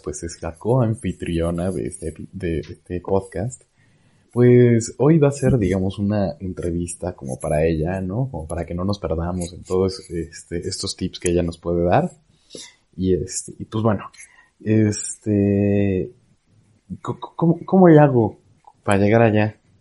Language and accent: Spanish; Puebla, Mexico; now in San Luis Potosí, Mexico; yo vivo en San Luis Potosí, eh, soy de Puebla